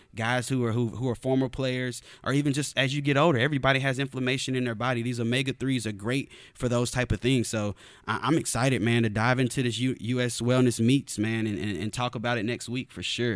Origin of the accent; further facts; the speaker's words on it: the South, United States; also born or lived in Arizona; I grew up in the South